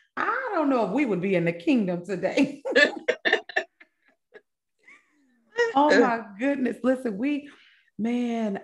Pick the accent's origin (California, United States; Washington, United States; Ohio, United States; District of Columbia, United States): California, United States; Vallejo; also born or lived in Kansas City, Missouri / Fairfield, California; I was born in Kansas City, Missouri, but I was raised in Cali, California, where my Cali people